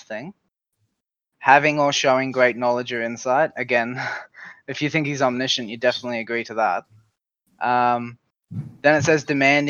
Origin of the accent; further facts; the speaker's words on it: Australia; I'm from Australia